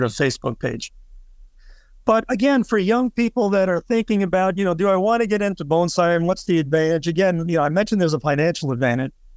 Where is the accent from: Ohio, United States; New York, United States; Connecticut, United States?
New York, United States; New York City; now in Florida, United States; I grew up in New York City